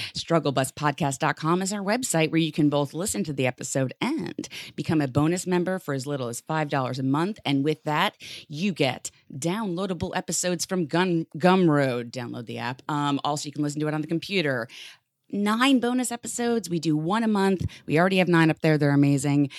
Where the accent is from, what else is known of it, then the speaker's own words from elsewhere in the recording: New York City, New York, United States; as a New Yorker